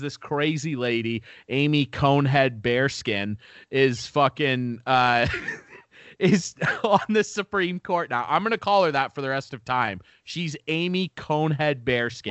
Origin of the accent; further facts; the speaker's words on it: Canada; I love being Canadian.